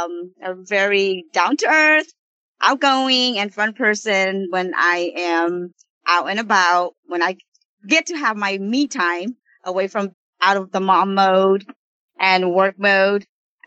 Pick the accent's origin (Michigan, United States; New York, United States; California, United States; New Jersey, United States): California, United States; Orange County; now in Oakland, United States; Me personally, I am not originally from Oakland. I am originally from Orange County. I moved up to Oakland in 1998.